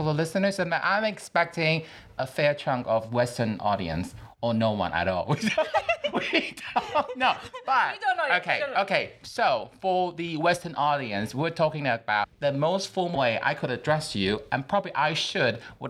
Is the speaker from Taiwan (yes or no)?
yes; Taiwan; English is a second language; now in London, United Kingdom; I'm from Taiwan